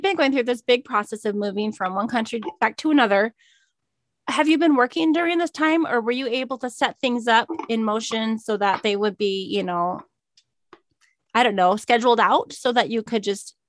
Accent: Minnesota, United States; now in Arizona, United States; I grew up in Minnesota in the north

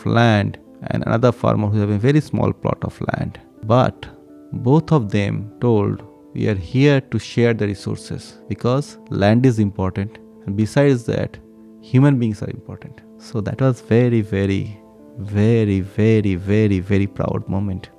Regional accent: eastern India, India; also born or lived in Gujarat; we are from Eastern India, from India

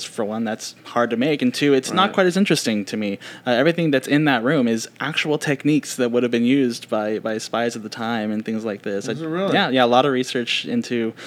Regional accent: Alaska, United States; I was born in Alaska

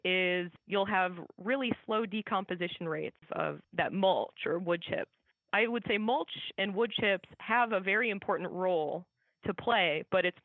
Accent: Iowa, United States; I grew up in Iowa

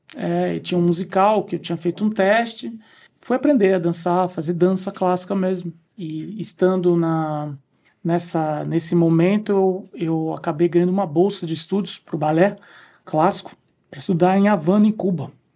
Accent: São Vicente, São Paulo, Brazil; moved away as an adult; also born or lived in Austria; Eu, eu sou natural de São Vicente mesmo, né? Litoral paulista

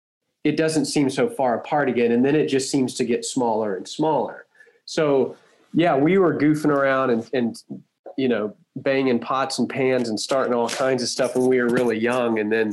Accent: Huntsville, Texas, United States; Yeah, Toby and I grew up mostly in Huntsville, which is north of Houston.

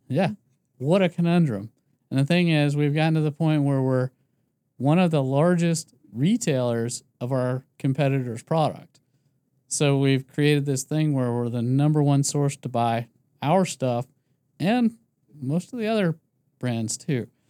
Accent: Philadelphia, Pennsylvania, United States; I'm from Philadelphia or outside of Philadelphia.

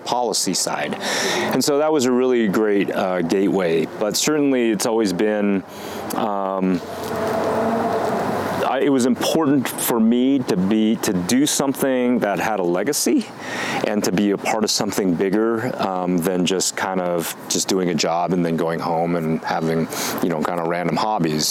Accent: Washington, United States; now in Colorado, United States; I'm originally from Washington State, and I started here at Colorado State University back in January of 2000

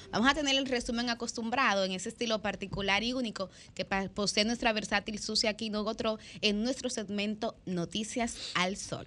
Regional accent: Dominican Republic; nos sentimos como liceístas, primero como dominicanos

